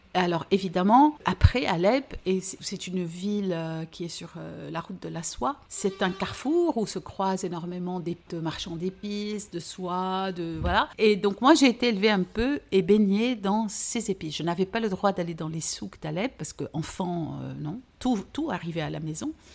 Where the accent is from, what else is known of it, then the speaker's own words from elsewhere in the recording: Beirut, Beirut Governorate, Lebanon; first language French; also born or lived in Aleppo, Syria; j'étais vers 7 ans, et demi, je suis arrivée au Liban parce que mon père avait pris la décision de quitter la Syrie